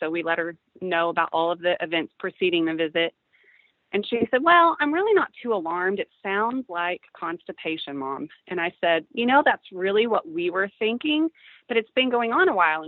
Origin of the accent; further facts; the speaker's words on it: Midland, Texas, United States; moved away as an adult; now in Frisco, United States; We're originally from Midland